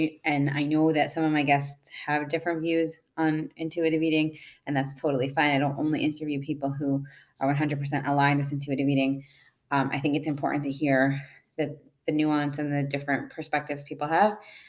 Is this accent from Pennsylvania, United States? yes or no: yes; Scranton, Pennsylvania, United States; I'm from Scranton.